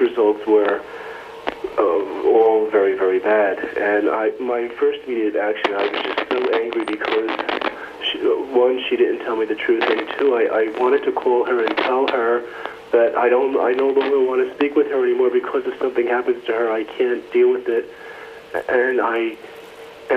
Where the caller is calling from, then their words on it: New Jersey, United States; I'm calling from New Jersey.